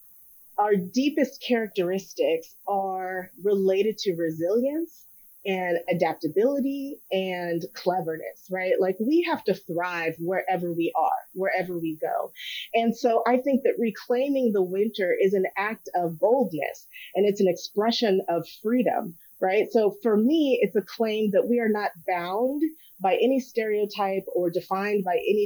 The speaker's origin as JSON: {"language": "English", "town": "Los Angeles", "region": "California", "country": "United States", "moved": "yes", "lives_now": "Minneapolis, United States", "said": "I'm originally from Los Angeles"}